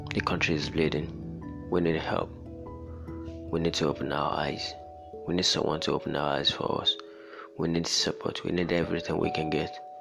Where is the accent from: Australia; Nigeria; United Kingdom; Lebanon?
Nigeria; I'm from Nigeria, I'm Nigerian